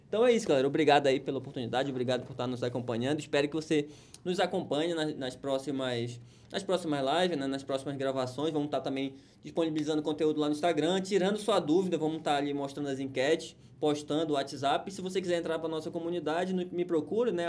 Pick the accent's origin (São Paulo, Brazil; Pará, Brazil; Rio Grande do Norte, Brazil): Pará, Brazil; now in Amazonas, Brazil; Do Pará, que nós somos paraenses, mas nós estamos no Amazonas.